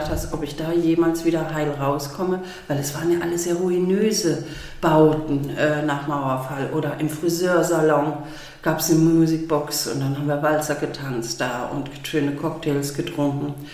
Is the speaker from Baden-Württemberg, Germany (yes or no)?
yes; Baden-Württemberg, Germany; ich komme aus dem Schwabenland, und meine Familie kocht leidenschaftlich gerne